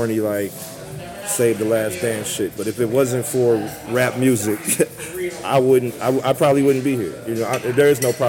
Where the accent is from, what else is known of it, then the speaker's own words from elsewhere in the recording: St. Louis, Missouri, United States; I remember being a kid and standing at the corner of Chambers and West Florissant